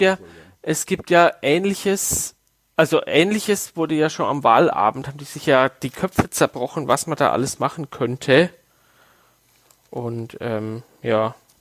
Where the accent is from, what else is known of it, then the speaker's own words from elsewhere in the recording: Waldbüttelbrunn, Bavaria, Germany; dass wir als Kinder in Waldbrüllbrunn äh, auf der Straße Schlitten fahren konnten